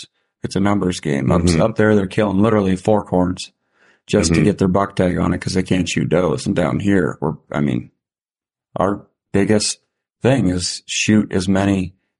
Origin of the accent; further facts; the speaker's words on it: South Dakota, United States; I can buy a doe tag because I'm from South Dakota